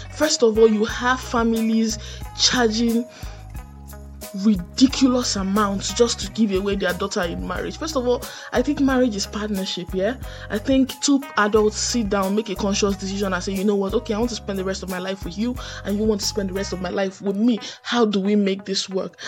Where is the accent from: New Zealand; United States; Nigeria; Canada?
Nigeria; as citizens of Nigeria, you know, as Nigerian citizens